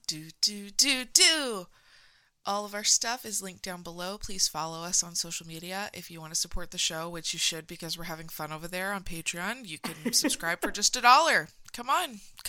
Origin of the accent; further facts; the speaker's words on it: Simi Valley, California, United States; That's very scary, which apparently there's a lot of stuff filmed in my hometown.